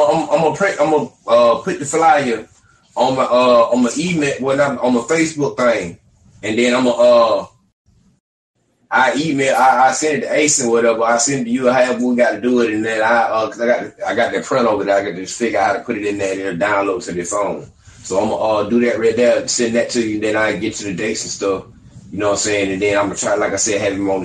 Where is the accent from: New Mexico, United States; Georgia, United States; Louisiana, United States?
Georgia, United States; Albany; now in Austin, United States; I'm from Albany, Georgia, but I live in Austin, Texas now